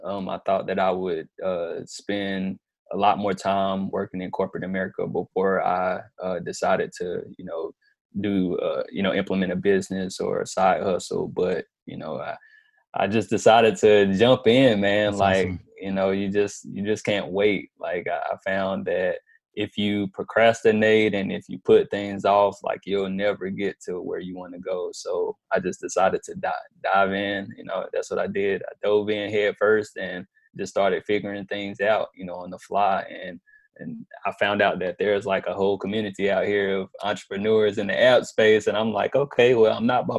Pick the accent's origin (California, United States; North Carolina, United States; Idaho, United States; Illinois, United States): North Carolina, United States; Bessemer City; also born or lived in Lincolnton, North Carolina; I'm originally from Bessemer City, North Carolina